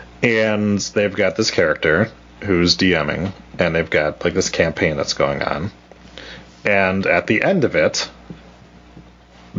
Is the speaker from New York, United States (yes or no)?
no; Wisconsin, United States; accent: Wisconsin; my Wisconsin accent